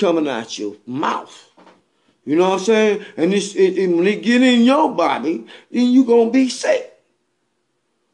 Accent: Bennettsville, South Carolina, United States; I'm from Bennettsville, South Carolina. Over there across the lake when I was growing up

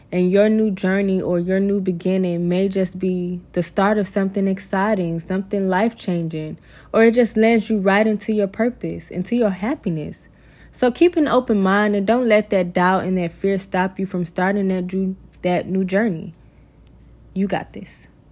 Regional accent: Georgia, United States; moved away as an adult; I'll be moving back to my hometown in Georgia

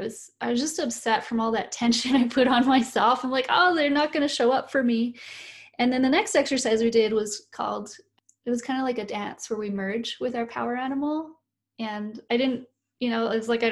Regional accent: Canada; I'm a Canadian, but I'm not an Indigenous person here to Canada

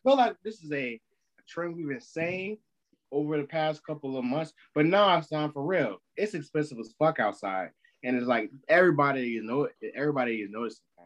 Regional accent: United States; We're American

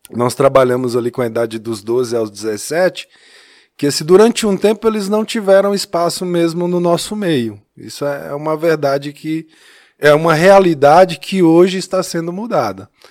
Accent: Taiobeiras, Minas Gerais, Brazil; now in São Paulo, Brazil; Sou adolescente. Não sou natural de São Paulo, eu sou mineiro.

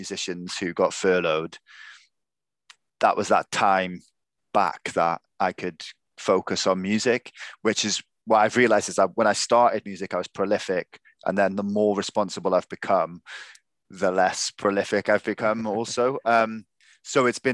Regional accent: South Wales, United Kingdom; I am from South Wales

